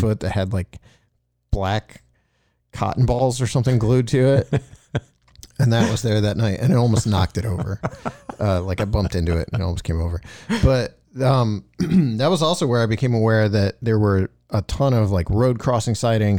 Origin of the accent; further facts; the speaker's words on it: Bolivar, Ohio, United States; I grew up in Bolivar and there's nothing to do.